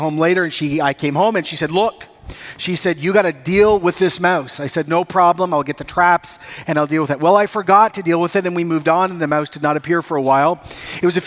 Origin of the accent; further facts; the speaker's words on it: Costa Rica; moved away; I grew up in Costa Rica